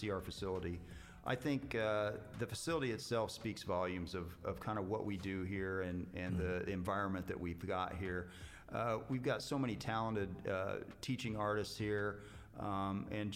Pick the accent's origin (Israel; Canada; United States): United States; Connersville, Indiana; I grew up in Connersville, Indiana